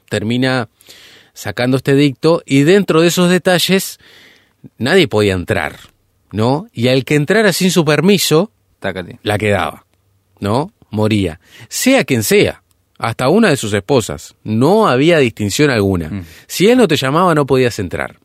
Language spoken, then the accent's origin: Spanish; Uruguay; nuestro país, hablando puntualmente Uruguay